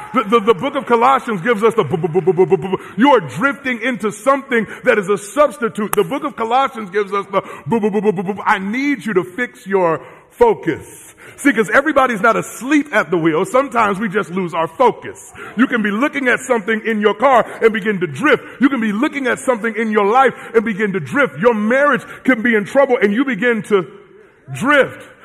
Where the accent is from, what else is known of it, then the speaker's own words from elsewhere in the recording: Southern California, United States; I'm from Southern California